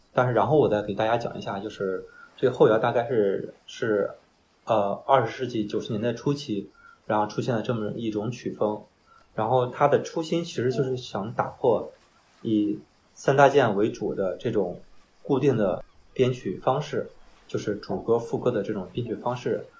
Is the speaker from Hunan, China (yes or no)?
no; Qingdao, Shandong, China; 我是大学毕业之后工作来的青岛，我是潍坊的。我是工作调度吧，嗯，我是老家是淄博嗯，来青岛有三四年吧